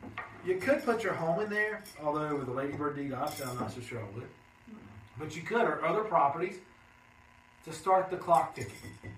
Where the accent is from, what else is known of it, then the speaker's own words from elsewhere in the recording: Shelby, North Carolina, United States; in my hometown, {S2} day. {S1} Shelby, North Carolina.